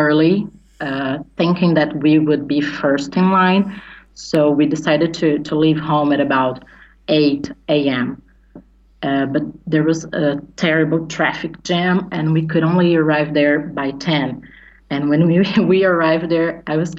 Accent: São Paulo, Brazil; I'm from Brazil, São Paulo

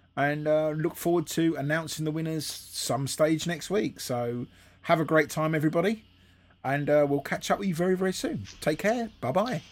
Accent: England, United Kingdom; being English

